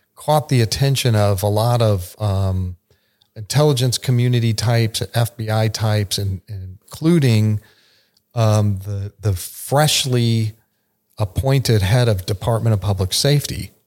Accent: Arizona, United States; moved away as an adult; also born or lived in Texas / Eastern Europe; I was born in Texas, but grew up in Arizona

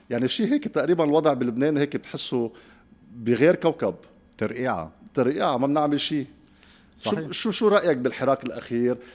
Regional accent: Lebanon; لانه كان موضوع ساعه وبأسرى لحياتنا اليوميه كلبنانيين

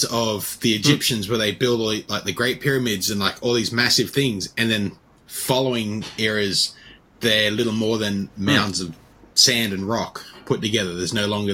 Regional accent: Griffith, New South Wales, Australia; My hometown is in Griffith, designed by Walter Burley Griffin, the same bloke who designed Canberra.

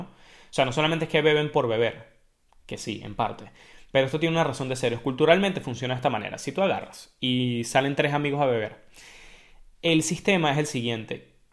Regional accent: Venezuela; moved away as an adult; now in Ireland; soy de Venezuela

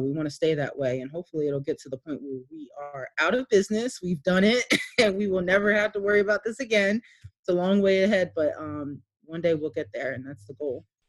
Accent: Wilmington, Delaware, United States; I grew up here in Wilmington, uh, of all over Wilmington. I was one of those kids that moved all the time

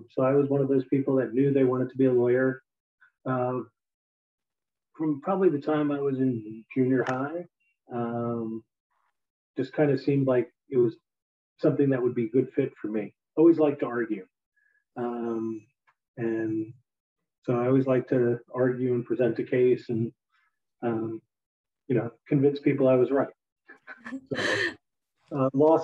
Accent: East Coast, United States; moved away as an adult; also born or lived in Pennsylvania / California; I grew up on the East Coast

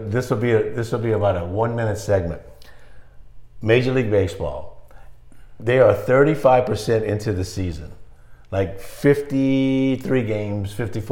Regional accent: South Louisiana, United States; also born or lived in Baton Rouge, Louisiana; I grew up in South Louisiana

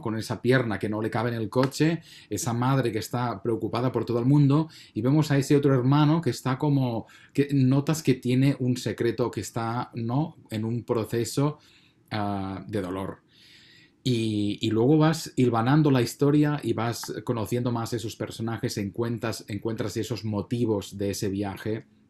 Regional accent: Spain; a mí como español

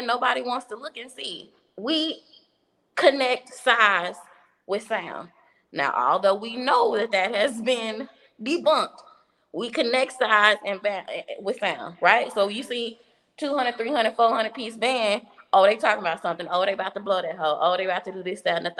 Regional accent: Dallas, Texas, United States; I'm from Dallas

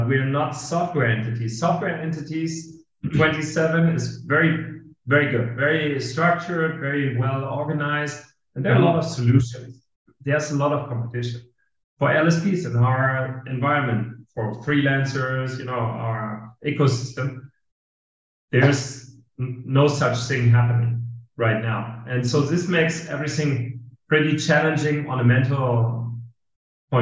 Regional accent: Hamburg, Germany; English is a second language; moved away as an adult; also born or lived in Madrid, Spain; now in Lisbon, Portugal; I didn't knew anybody in Hamburg, my hometown, from the industry

